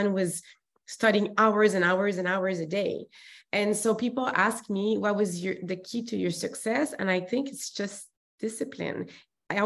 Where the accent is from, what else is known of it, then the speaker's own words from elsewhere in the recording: Montreal, Quebec, Canada; accent: French; English is a second language; moved away as an adult; now in Vancouver, Canada; And I'm from Montreal, as you can hear, the accent, there's a French accent there. And so I moved to Vancouver when I was 21